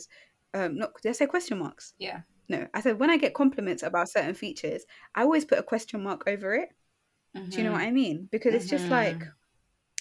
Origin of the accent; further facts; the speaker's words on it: London, United Kingdom; I'm black and I'm from London